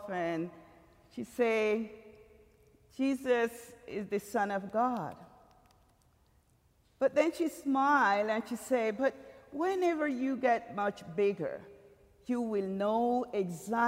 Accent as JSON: {"language": "English", "region": "Limón", "country": "Costa Rica", "tie": "born or raised there", "moved": "yes", "said": "I'm from Costa Rica, and Puerto Limon, one of the province of the seven, that is. But Limon, where I were born and grew up with my parents, is a very small little town, very country."}